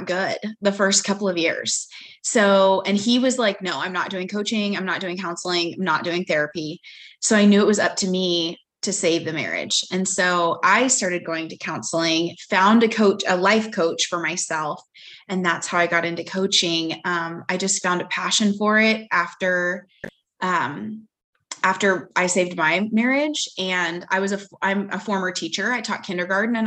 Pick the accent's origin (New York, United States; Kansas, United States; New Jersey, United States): Kansas, United States; also born or lived in Dallas, Texas; now in Houston, United States; I am originally from Kansas, and we now live in Houston because that is where my husband is based